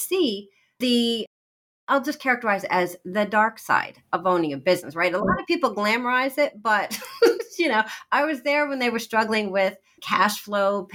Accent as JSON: {"language": "English", "region": "Iowa", "country": "United States", "tie": "born or raised there", "also_born_or_lived": "East Coast", "moved": "yes", "said": "I'm actually a Midwestern girl born in Iowa"}